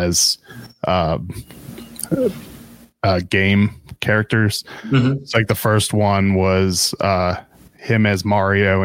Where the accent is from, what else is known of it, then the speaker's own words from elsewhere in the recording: Pittsburgh, Pennsylvania, United States; moved away; I grew up in Pittsburgh